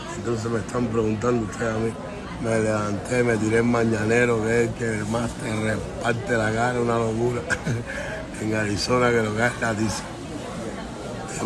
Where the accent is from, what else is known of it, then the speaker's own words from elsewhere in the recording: Cuba; now in Miami, United States; yo nací en Cuba, pero vivo en América del Norte.